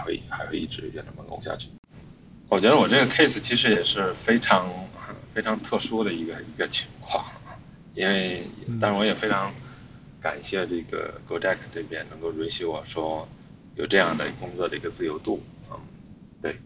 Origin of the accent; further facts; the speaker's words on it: China; moved away as an adult; also born or lived in Hangzhou; 我的老家呢，其实离北京，呃，其实大概开车只有二百七十公里